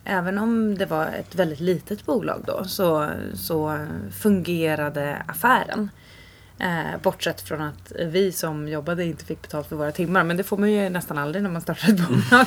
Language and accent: Swedish; Sollentuna, Stockholm County, Sweden; Och växte upp större delen av mitt liv i Sollentuna.